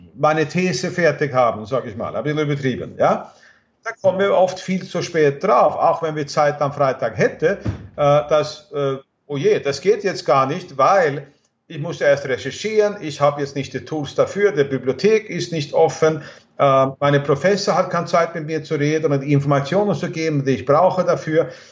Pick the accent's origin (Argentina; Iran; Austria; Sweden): Sweden; German is a second language; moved away; in Schweden, wo ich herkomme